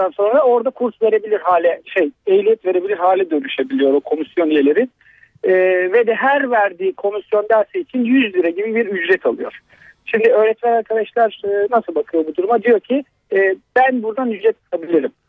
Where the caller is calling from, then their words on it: Ankara, Turkey; ben Ankara'dan.